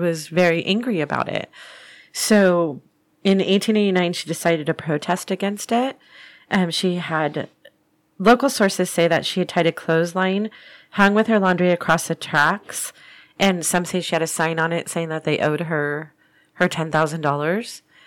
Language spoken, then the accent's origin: English; Orange, California, United States; my hometown of Old Town Orange